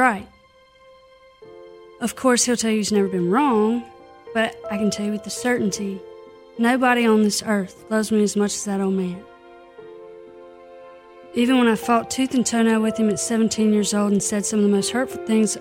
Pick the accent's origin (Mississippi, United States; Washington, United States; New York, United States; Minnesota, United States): Mississippi, United States; Clarksdale; moved away; Born and raised in Clarksdale, Mississippi